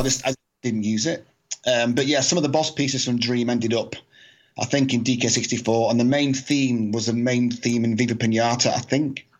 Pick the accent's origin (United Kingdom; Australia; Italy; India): United Kingdom; Scotland; I'm Scottish